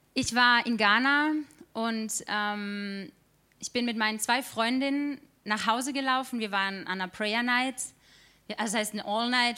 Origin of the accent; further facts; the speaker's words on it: Stühlingen, Baden-Württemberg, Germany; moved away as an adult; now in Karlsruhe, Germany; ich bin 25 Jahre alt und ich bin in Stühlingen geboren worden